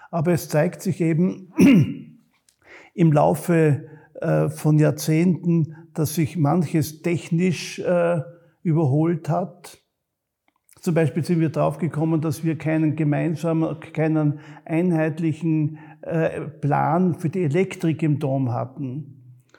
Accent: Graz, Styria, Austria; Ich bin zwar selber ein Grazer, ich bin ein Kind der Stadt, ich bin in der Annenstraße aufgewachsen und habe also die meiste Zeit meines Lebens auch in der Stadt verbracht.

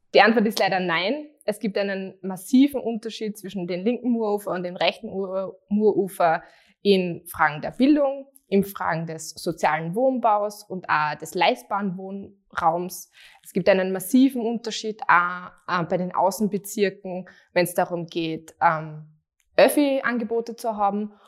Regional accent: Graz, Styria, Austria; ich bin aufgewachsen und ähm, lebe immer noch in Straßgang und das ist born and raised.

